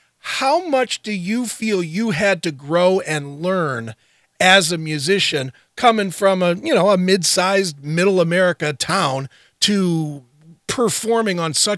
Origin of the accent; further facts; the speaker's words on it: Cleveland, Ohio, United States; I'm from Cleveland.